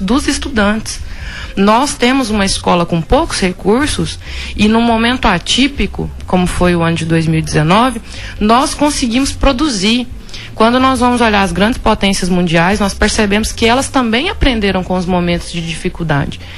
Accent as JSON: {"language": "Portuguese", "town": "Vila Rica", "region": "Mato Grosso", "country": "Brazil", "tie": "born or raised there", "also_born_or_lived": "Goiás", "moved": "as an adult", "said": "Eu sou filha de Vila Rica, né? Eu morei aqui a minha infância inteira"}